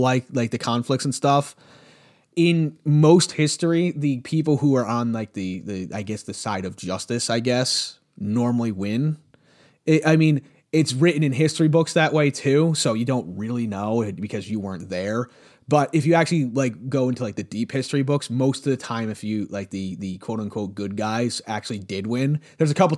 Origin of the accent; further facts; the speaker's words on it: United States; I'm an American